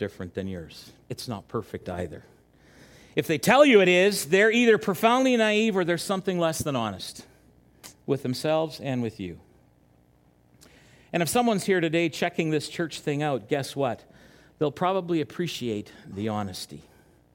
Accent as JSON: {"language": "English", "town": "Chilliwack", "region": "British Columbia", "country": "Canada", "tie": "born or raised there", "also_born_or_lived": "Winnipeg", "moved": "yes", "said": "I grew up in Chilliwack"}